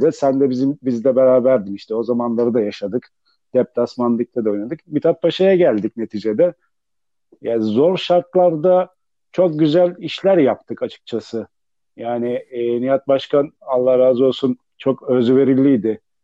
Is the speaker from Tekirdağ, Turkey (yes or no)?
no; Sakarya, Turkey; bizim Sakarya'daki bu kadar futbolcu potansiyelinin bu kadar iyi olmasının bana göre en büyük sebeplerinden bir tanesi bizde bir de mahalle kültürü vardı. Mahalle maçları vardı. Yani bunları oynuyorduk. Sokakta büyüdük biz.